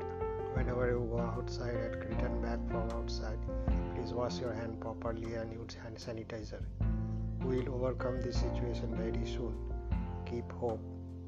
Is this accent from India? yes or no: yes; India; from India.